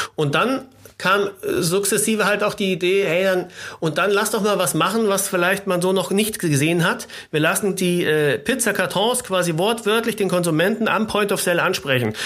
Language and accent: German; Munich, Bavaria, Germany; moved away as an adult; also born or lived in Passau; now in Hamburg, Germany; ich bin Münchner eigentlich Gebürtige, genauso wie Christoph, der die Firma gegründet hat. Und wir sind Schulfreunde seit der ersten Klasse.